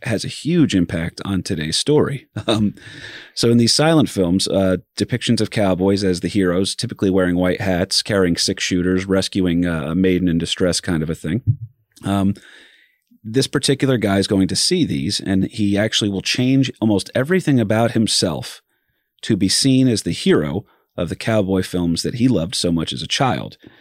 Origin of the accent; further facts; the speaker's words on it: New Jersey, United States; I'm from Jersey